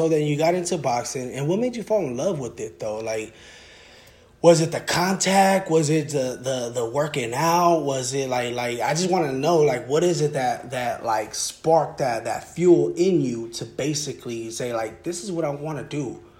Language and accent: English; Sacramento, California, United States; born there; now in Lancaster, United States; I was born in Sacramento when I moved out to SoCal out here in Lancaster.